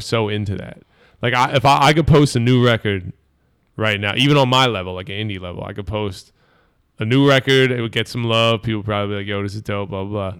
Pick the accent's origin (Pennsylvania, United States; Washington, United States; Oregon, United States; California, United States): Pennsylvania, United States; Bucks County, outside Philadelphia; I grew up right outside of Philly and, uh, in Bucks County, Lower Bucks